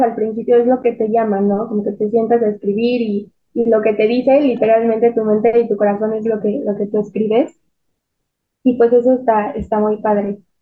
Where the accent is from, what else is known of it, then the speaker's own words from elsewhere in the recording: Mexico City, Mexico; nosotros somos de la Ciudad de México